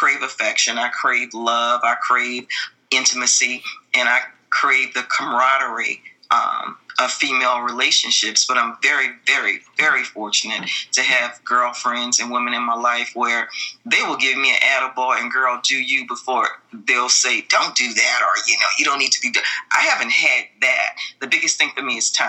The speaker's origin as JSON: {"language": "English", "town": "New Orleans", "region": "Louisiana", "country": "United States", "said": "I'm from Louisiana. I come from New Orleans"}